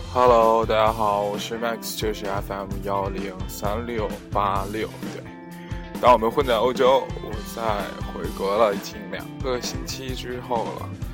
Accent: China; moved away; also born or lived in Europe; 我的家乡还是很安静、甜美的

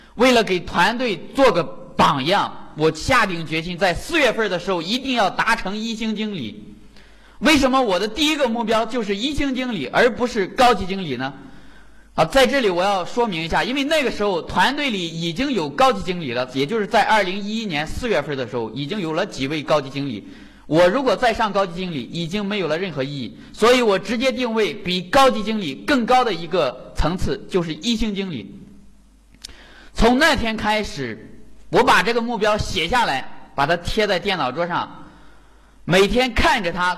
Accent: Jinan, Shandong, China; 我是来自山东济南的

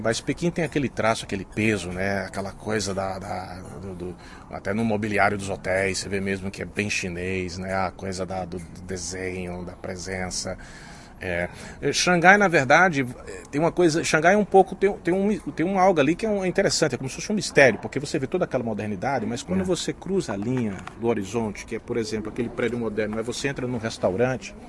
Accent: Brazil; now in China

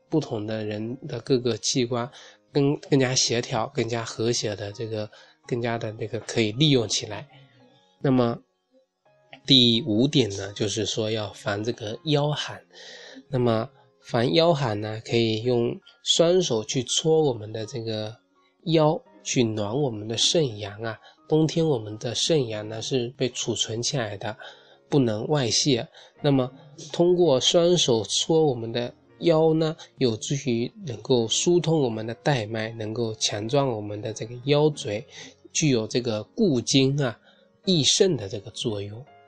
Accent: China; 我们中国人

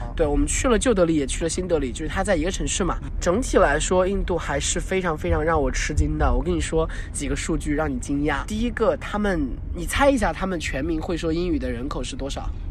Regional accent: Sichuan, China; 我作为四川人很难忍受那种味道

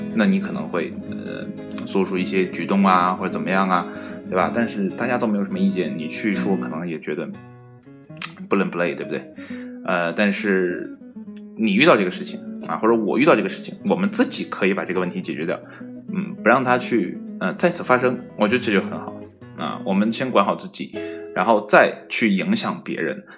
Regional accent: China

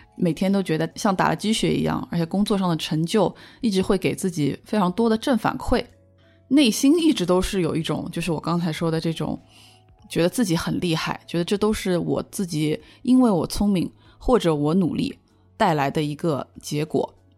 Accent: China; 而且作为一个中国人

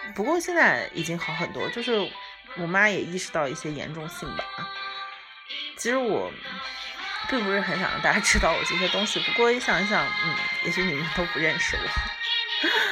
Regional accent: Lanzhou, Gansu, China; moved away as an adult; also born or lived in Japan; 我刚开始的时候是在兰州，就是我的家乡在兰州，我在一个非常，我们这边本土的一个非常有名的餐饮企业工作

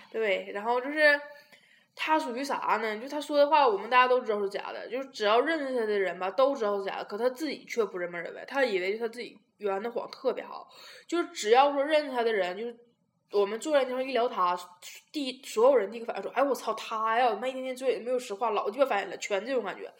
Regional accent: Tieling, Liaoning, China; 我说我是铁岭的

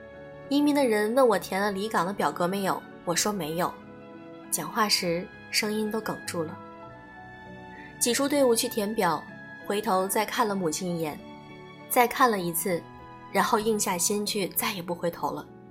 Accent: Ningbo, Zhejiang, China; 你不要怕，我也是宁波人，我也要去换机，你跟着我好了。

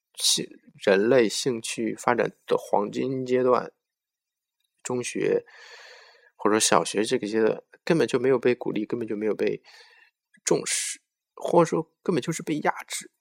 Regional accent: China; 我们中国人

